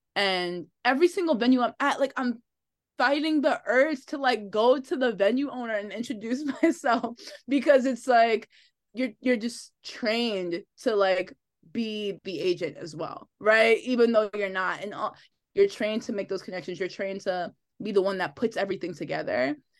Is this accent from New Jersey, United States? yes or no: yes; Linden, New Jersey, United States; also born or lived in Elizabeth, New Jersey; I grew up in Linden.